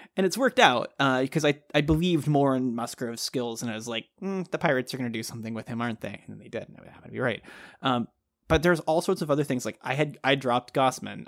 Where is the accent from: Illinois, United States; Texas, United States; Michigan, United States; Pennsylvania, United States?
Texas, United States; I grew up in Texas